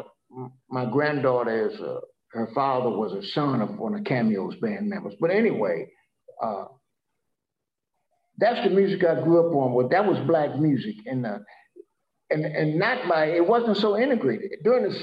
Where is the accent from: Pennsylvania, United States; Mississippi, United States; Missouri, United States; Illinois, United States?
Missouri, United States; St. Louis; I grew up in St. Louis, which was a very segregated town at the time.